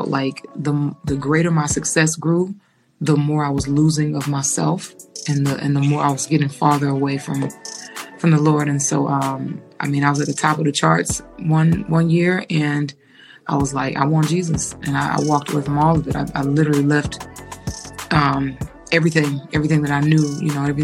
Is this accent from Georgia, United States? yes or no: yes; Atlanta, Georgia, United States; I'm born and raised in Atlanta, Georgia